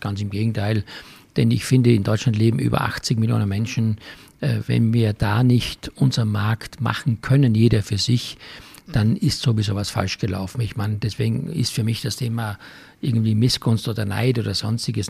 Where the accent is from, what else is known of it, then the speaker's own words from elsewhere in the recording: Styria, Austria; für mich als Kind in der Steiermark vom Bauernhof